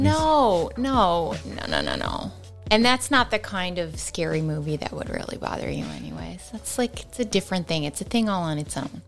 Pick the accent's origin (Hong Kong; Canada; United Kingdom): Canada; we are Canadian